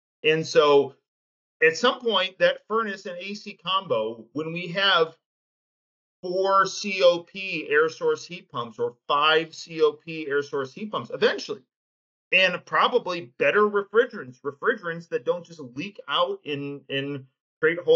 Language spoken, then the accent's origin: English; Detroit, Michigan, United States; I grew up being a U of M fan here in Metro Detroit